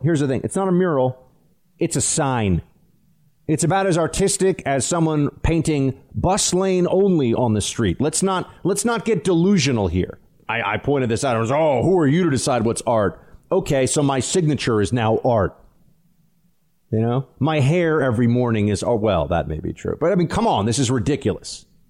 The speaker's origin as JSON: {"language": "English", "town": "New York City", "region": "New York", "country": "United States", "tie": "born or raised there", "said": "It's my hometown, too"}